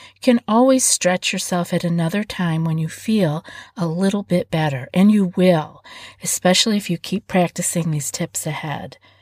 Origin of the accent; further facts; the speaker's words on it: East Coast, United States; moved away; I'm from the East Coast